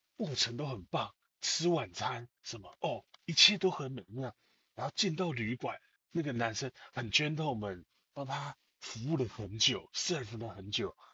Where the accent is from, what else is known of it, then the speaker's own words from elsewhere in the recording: Taiwan; 我们台湾人